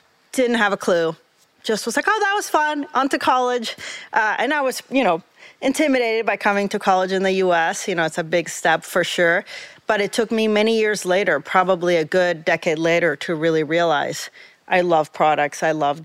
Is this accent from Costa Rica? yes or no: yes; Costa Rica; moved away as an adult; now in New York, United States; I'm originally from Costa Rica, so Central America. I grew up there my whole life